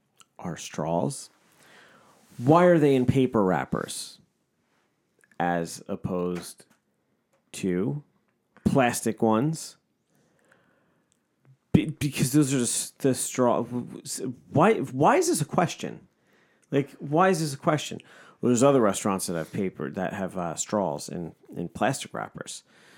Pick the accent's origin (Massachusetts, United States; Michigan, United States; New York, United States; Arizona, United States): New York, United States; I grew up in New York. I'm a New York Jew. I know what a good bagel is.